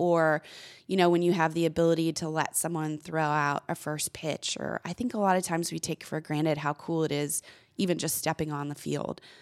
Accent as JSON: {"language": "English", "town": "Corpus Christi", "region": "Texas", "country": "United States", "tie": "born or raised there", "also_born_or_lived": "Arkansas / Memphis", "moved": "as an adult", "said": "my hometown, Corpus Christi"}